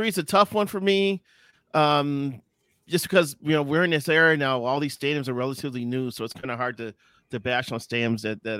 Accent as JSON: {"language": "English", "town": "Chicago", "region": "Illinois", "country": "United States", "tie": "born or raised there", "said": "I would put my hometown Chicago White Sox Park in that spot."}